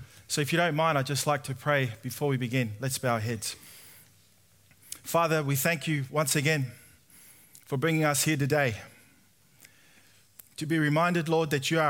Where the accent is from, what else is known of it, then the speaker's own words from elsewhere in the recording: Sydney, New South Wales, Australia; I was born and raised in Sydney